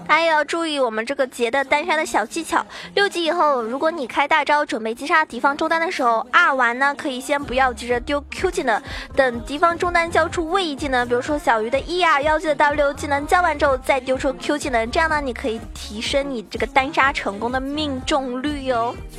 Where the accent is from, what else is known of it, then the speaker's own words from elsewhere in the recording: China; 依旧作为中国人